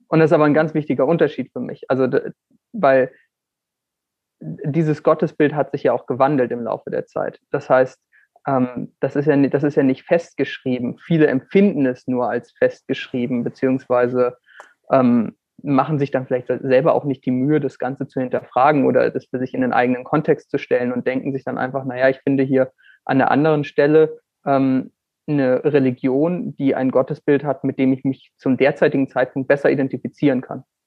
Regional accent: Northern Germany, Germany; Moin, wie man in meiner Heimat sagen würde

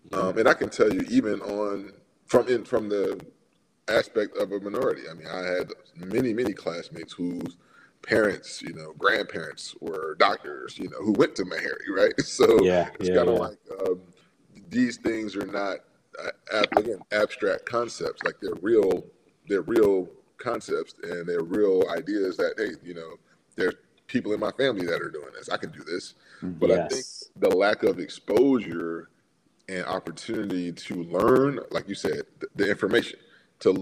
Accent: Miami, Florida, United States; also born or lived in New Jersey; I grew up in Miami. I spent all my formative years there, elementary school and high school

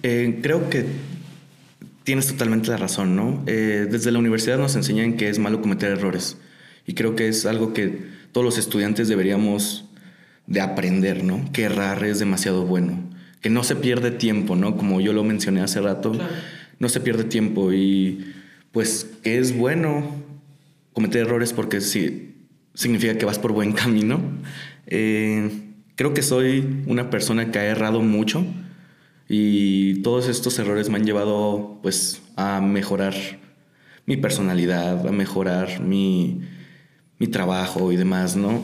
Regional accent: Tijuana, Baja California, Mexico; soy de Tijuana. Allá estoy viviendo

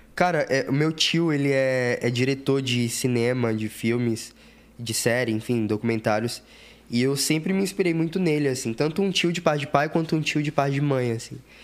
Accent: Salvador, Bahia, Brazil; moved away as an adult; also born or lived in Lauro de Freitas; now in São Paulo, Brazil; E eu sou lá de Salvador. Eu sou de um. Nasci numa, numa periferia lá de Salvador

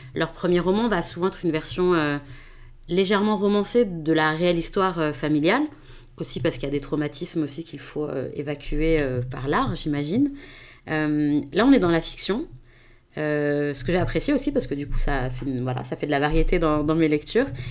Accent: France; en tant que Français euh, d'origine française d'origine marocaine

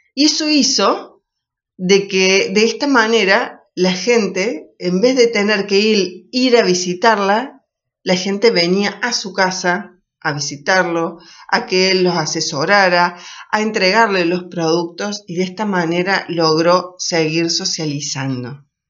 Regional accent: Argentina

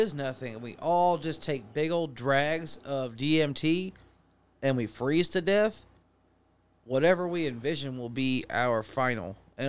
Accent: United States; I'm an American, goddammit.

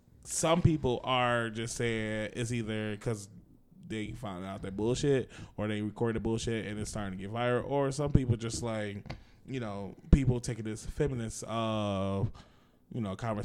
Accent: Boston, Massachusetts, United States; Because, like, I'm from Boston. That's why we say you guys.

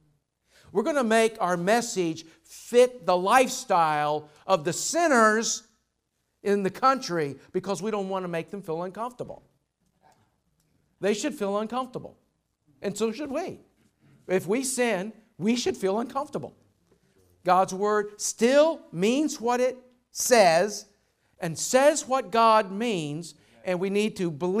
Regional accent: Louisville, Kentucky, United States; Louisville, I'm from Louisville

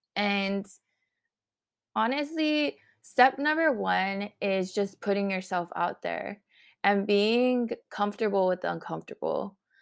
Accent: Honolulu, Hawaii, United States; I am from Honolulu

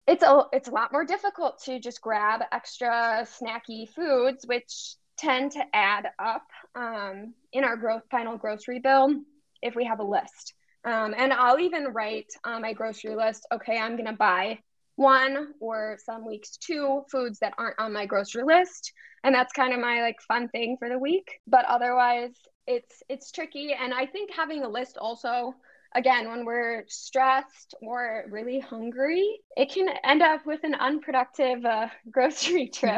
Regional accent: Cedarburg, Wisconsin, United States; moved away as an adult; also born or lived in St. Louis, Missouri; I grew up in Cedarburg outside of Milwaukee um, and then moved to St. Louis for six years

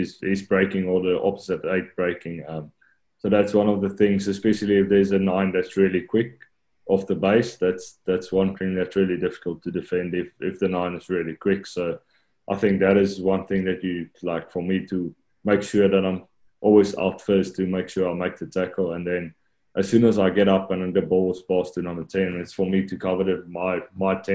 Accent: South Africa; moved away as an adult; now in Japan; as a South African

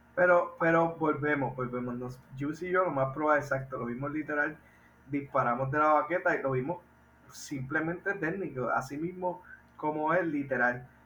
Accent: Puerto Rico; nosotros los puertorriqueños

